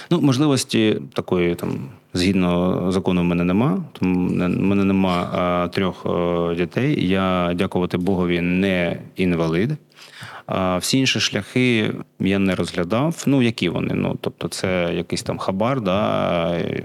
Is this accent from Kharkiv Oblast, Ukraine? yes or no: yes; Kharkiv, Kharkiv Oblast, Ukraine; first language Russian; Ukrainian is a second language; moved away as an adult; also born or lived in Saint Petersburg, Russia; now in Lviv Oblast, Ukraine; я з Харкова